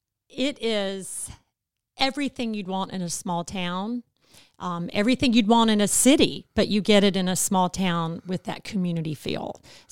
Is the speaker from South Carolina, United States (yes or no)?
yes; South Carolina, United States; I am from South Carolina.